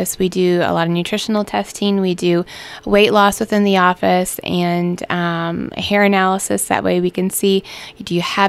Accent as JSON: {"language": "English", "region": "Central Illinois", "country": "United States", "tie": "born or raised there", "moved": "as an adult", "lives_now": "Wentzville, United States", "said": "I was born and raised in Central Illinois"}